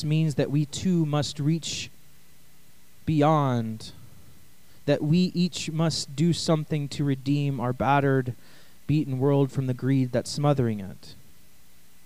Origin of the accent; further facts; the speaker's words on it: East Texas, United States; I'm from East Texas